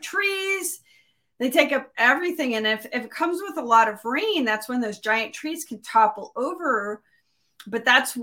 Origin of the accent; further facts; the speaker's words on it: Miami, Florida, United States; I grew up in Miami